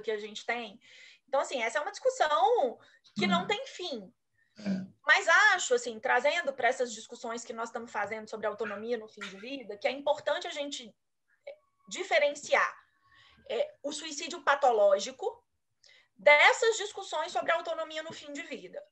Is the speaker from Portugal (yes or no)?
no; Brazil; como brasileira